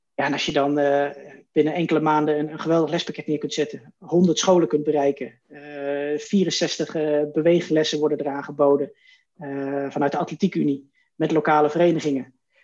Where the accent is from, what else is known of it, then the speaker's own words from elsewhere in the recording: Wierden, Overijssel, Netherlands; also born or lived in Oldenbroek; now in Zwolle, Netherlands; officieel uit Oldenbroek, vlakbij Zolle. Daar ben ik geboren, maar eigenlijk mijn hele jeugd opgegroeid in Wierden. Dat is in, uh, in Twente, eh, vlakbij Almelo.